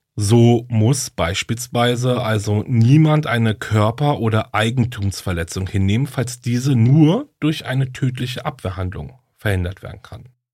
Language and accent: German; Germany; hier bei uns in Deutschland